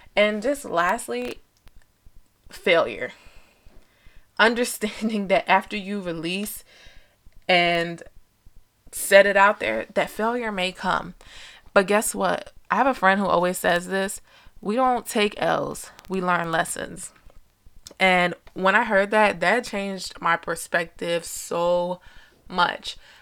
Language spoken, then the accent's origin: English; New Jersey, United States; I was born and raised in Jersey